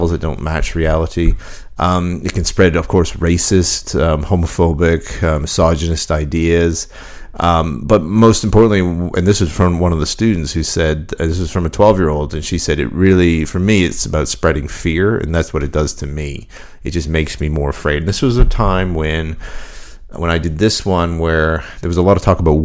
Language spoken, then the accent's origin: English; Canada; moved away; my hometown in Canada